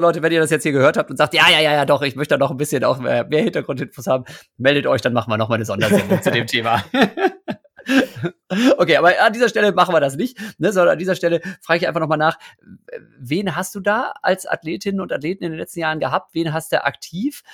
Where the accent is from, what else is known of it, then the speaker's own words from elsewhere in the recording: Osnabrück, Lower Saxony, Germany; ich bin in Osnabrück ja groß geworden